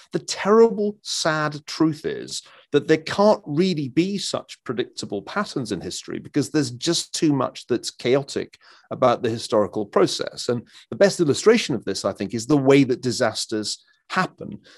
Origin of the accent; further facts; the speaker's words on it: Scotland, United Kingdom; being a Scotsman